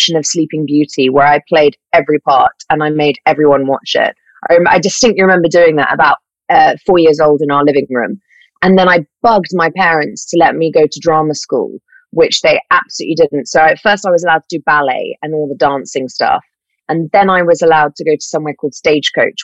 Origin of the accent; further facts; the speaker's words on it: London, United Kingdom; I grew up in London. I am a born and bred Londoner